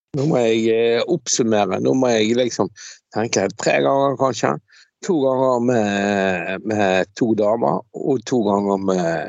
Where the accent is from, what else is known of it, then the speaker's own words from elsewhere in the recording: Bergen, Vestland, Norway; jeg er jo fra Laksevåg. Jeg kommer jo fra jævla arbeiderstrøk